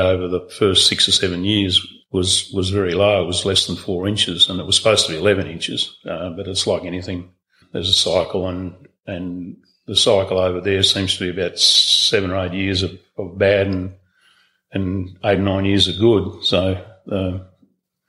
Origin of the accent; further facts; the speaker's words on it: Australia; also born or lived in Queensland / Northern Territory / Victoria / Mount Edgar Station, Western Australia; We grew up in Queensland and the Territory, and then moved down to Victoria for 3 or 4 years